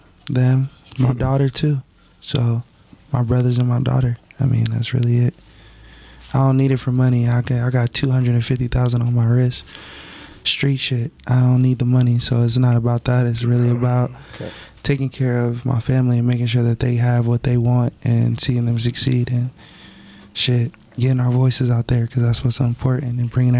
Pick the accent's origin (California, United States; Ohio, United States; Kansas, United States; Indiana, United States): California, United States; Woodland Hills; born there; also born or lived in Simi Valley / Palmdale / Houston; So I was born in Woodland Hills. Moved to Simi Valley. Then from Simi Valley moved to Palmdale. From Palmdale moved back to Simi Valley.